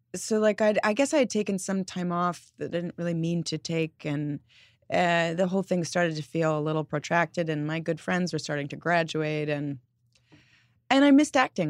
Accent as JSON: {"language": "English", "region": "New York", "country": "United States", "tie": "born or raised there", "said": "growing up in New York"}